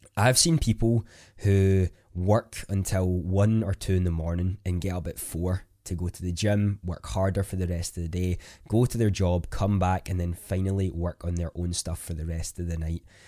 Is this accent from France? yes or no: no; Scotland, United Kingdom; I am a Scottish content creator